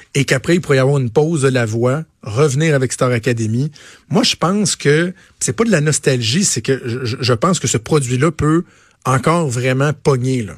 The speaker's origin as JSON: {"language": "French", "region": "Quebec", "country": "Canada", "said": "chez nous au Québec"}